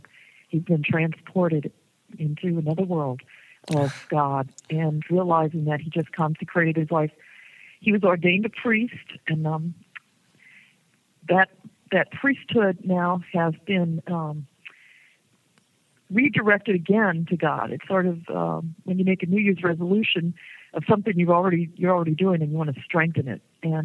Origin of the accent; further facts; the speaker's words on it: Louisiana, United States; moved away as an adult; now in Boston, United States; I grew up in Louisiana, and that's where I found a deep faith in our Catholic heritage.